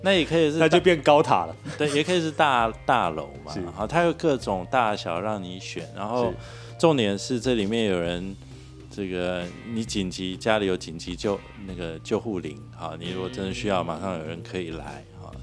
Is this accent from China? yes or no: no; Taiwan; 我们台湾多雨